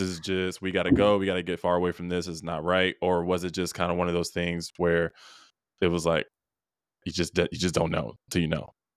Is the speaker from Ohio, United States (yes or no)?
no; Rochester, New York, United States; I was born in Rochester, New York